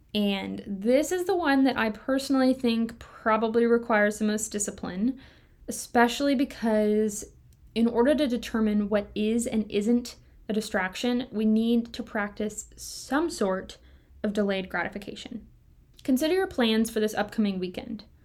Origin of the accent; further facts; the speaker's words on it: Kentucky, United States; moved away; I grew up in Kentucky